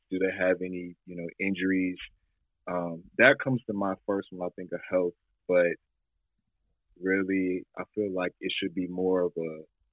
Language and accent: English; Nashville, Tennessee, United States; I'm from Nashville, Tennessee.